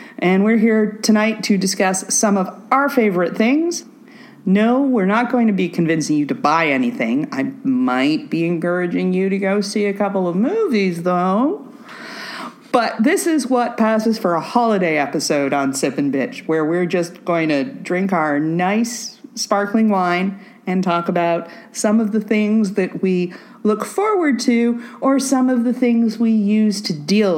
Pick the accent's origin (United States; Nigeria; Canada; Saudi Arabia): Canada; but I am Canadian, and I'm very fond of civil liberties.